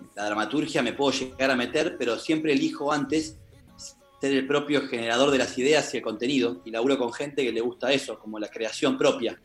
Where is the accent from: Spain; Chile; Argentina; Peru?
Argentina; Buenos Aires; yo soy de Buenos Aires